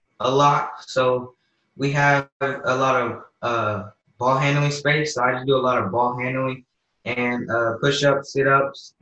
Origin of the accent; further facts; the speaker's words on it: Lake Forest, California, United States; I'm from Lake Forest, California